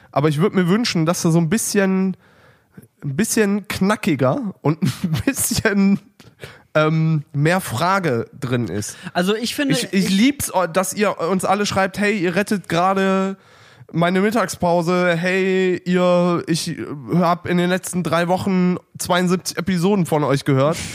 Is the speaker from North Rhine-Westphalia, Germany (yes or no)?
yes; Neuss, North Rhine-Westphalia, Germany; ich komme auf jeden Fall dafür nach Berlin. Bin aus Neuss.